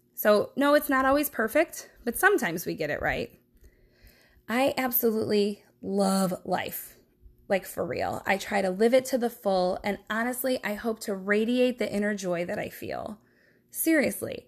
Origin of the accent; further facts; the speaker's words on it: Brooklyn, Ohio, United States; moved away as an adult; also born or lived in Milwaukee, Wisconsin / East Coast; I grew up in Brooklyn, Ohio, which is a suburb of Cleveland